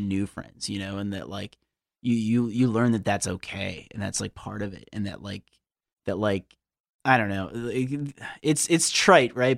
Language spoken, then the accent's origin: English; United States; I am an American